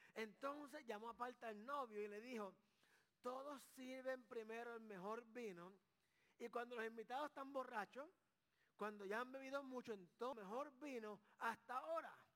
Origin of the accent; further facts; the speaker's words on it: Carolina, Puerto Rico; Yo soy de Carolina, Puerto Rico.